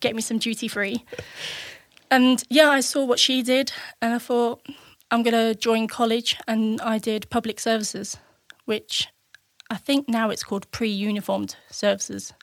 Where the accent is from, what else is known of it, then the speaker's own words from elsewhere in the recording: Spalding, East Midlands, United Kingdom; also born or lived in Chesterfield, Derbyshire; I was born in Chestfield in Derbyshire and wasn't there for long, and then we moved to Lincolnshire Spalding and lived there pretty much most of my childhood